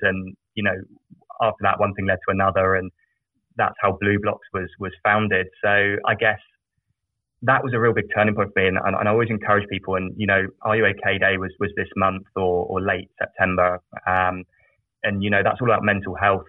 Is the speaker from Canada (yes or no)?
no; South of England, United Kingdom; I grew up in a very small village in the south of England